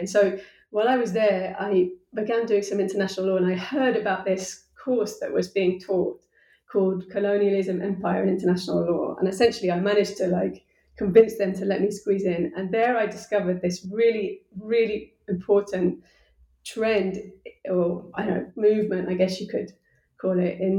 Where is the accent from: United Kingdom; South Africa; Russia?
United Kingdom; I'm a British person, you know, like I come from the center of the center